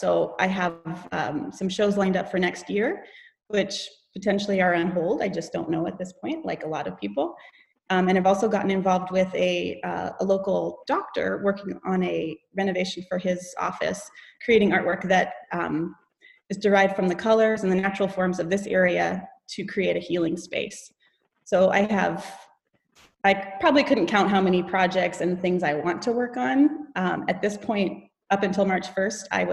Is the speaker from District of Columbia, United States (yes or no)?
no; Homer, Alaska, United States; I grew up here in Homer